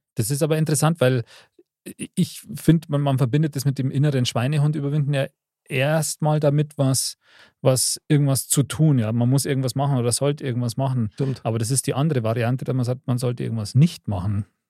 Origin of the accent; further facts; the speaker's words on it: Bavaria, Germany; bei uns in Bayern